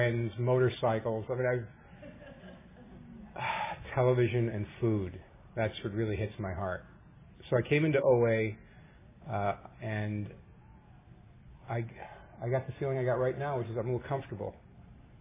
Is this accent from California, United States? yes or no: no; New York, United States; now in Orange County, United States; I was raised in New York in a loving, caring home